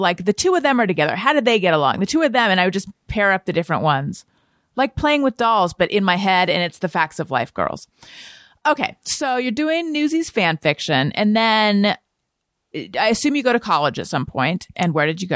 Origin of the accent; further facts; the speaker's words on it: Newport Beach, California, United States; also born or lived in Oakland, California; I grew up in, like, Corona del Mar, Newport Beach